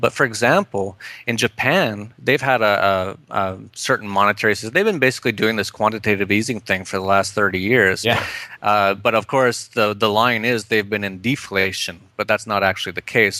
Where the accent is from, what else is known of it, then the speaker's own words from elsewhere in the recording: Edmonton, Alberta, Canada; moved away as an adult; also born or lived in Vancouver; I'm from Canada originally. I was born in Edmonton and I lived in Vancouver for a while, and then I defected about uh, eight years ago